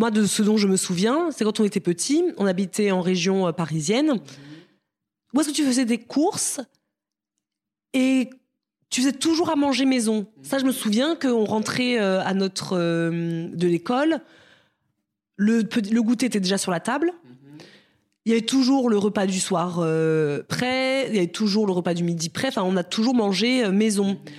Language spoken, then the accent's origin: French; Cameroon; born there; on est nés en Afrique, Marisa et moi, mm-hmm. au Cameroun.